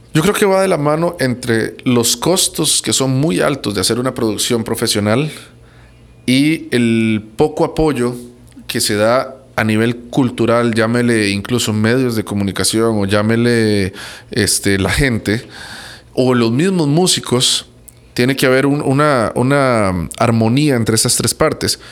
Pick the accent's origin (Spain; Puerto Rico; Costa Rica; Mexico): Costa Rica; yo soy tico, pero soy centroamericano.